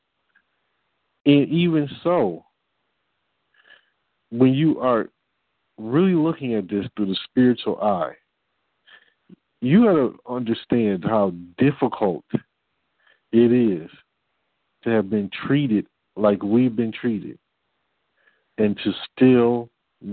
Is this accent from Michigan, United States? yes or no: yes; Detroit, Michigan, United States; I'm from Detroit